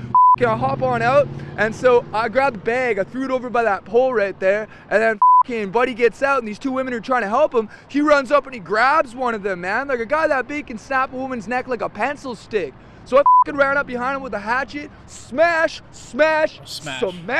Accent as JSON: {"language": "English", "town": "Sophia", "region": "West Virginia", "country": "United States", "said": "Sophia, West Virginia."}